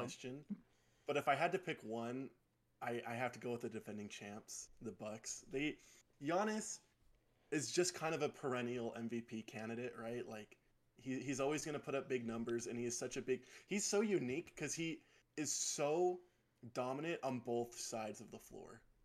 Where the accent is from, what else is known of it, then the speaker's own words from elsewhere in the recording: South Jordan, Utah, United States; I'm from South Jordan, Utah